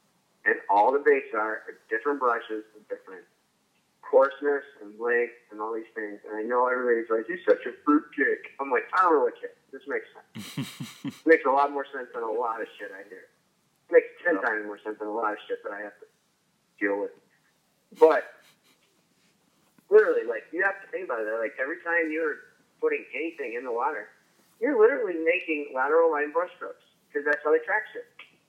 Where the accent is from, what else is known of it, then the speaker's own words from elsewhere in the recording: Illinois, United States; I grew up in Southern Illinois. Sometimes I go home to see my family.